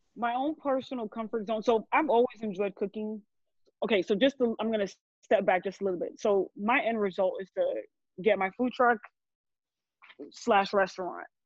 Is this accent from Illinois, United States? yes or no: no; New Jersey, United States; moved away as an adult; also born or lived in Brooklyn, New York; raised in Jersey. I am a Jersey girl all the way.